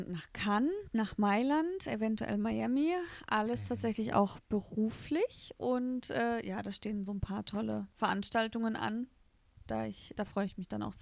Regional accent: Rastatt, Baden-Württemberg, Germany; dann sage ich, ich komme aus Rastatt.

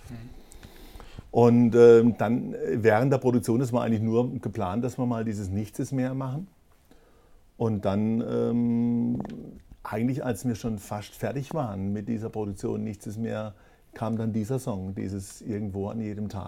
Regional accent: Kehl, Baden-Württemberg, Germany; Also ich war, ähm, ich bin ja ge nicht gebürtig von Kehl, aber ich bin in Kehl aufgewachsen.

